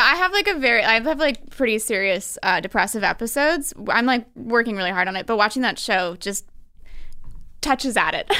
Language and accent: English; Albany, New York, United States; I'm from Albany, New York